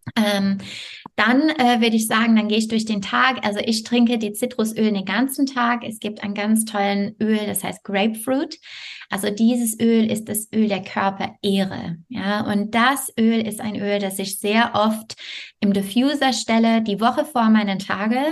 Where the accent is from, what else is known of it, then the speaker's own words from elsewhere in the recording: Montreal, Quebec, Canada; German is a second language; moved away as an adult; also born or lived in France; now in Bonn area, Germany; also ich komme aus Montreal